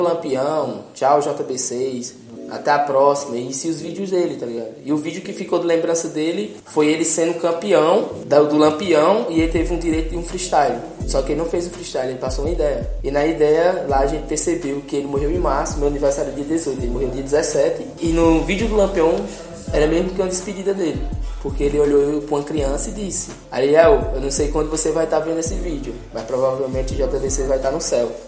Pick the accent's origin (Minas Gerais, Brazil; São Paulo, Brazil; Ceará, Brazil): Ceará, Brazil